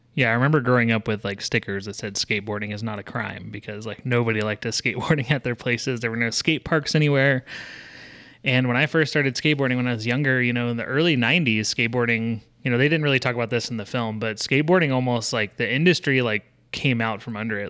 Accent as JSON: {"language": "English", "region": "Texas", "country": "United States", "tie": "born or raised there", "said": "I grew up in Texas"}